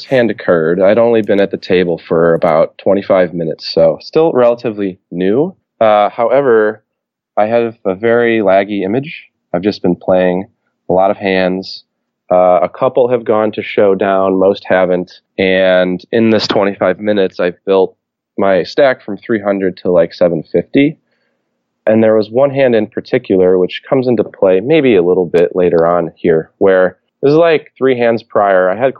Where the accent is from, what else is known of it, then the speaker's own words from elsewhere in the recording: Cleveland, Ohio, United States; now in Chicago, United States; I'm from the Cleveland area. I live in Chicago, and I go back for the holidays